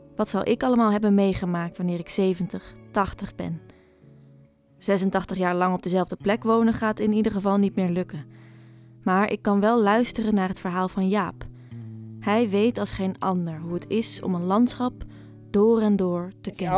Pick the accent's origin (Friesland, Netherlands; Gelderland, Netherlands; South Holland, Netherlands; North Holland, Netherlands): Friesland, Netherlands; Frisian countryside; Op het Friese platteland waar ik opgroeide